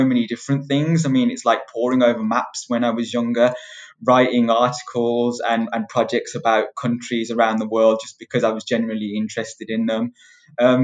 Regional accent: United Kingdom; I'm born and bred in the UK.

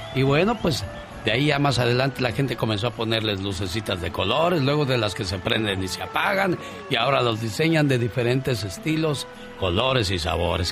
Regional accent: Mocorito, Sinaloa, Mexico; moved away; salí de Mocorito, Sinaloa, pero Mocorito, Sinaloa nunca salió de mí

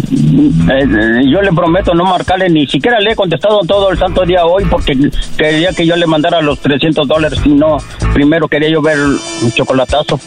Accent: Tabasco, Mexico; moved away; Del estado de Tabasco.

